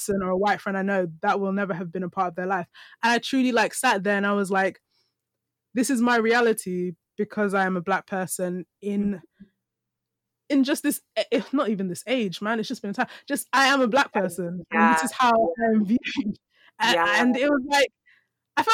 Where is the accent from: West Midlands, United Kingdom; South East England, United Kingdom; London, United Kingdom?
London, United Kingdom; me as a black woman and the things of my culture coming from like East London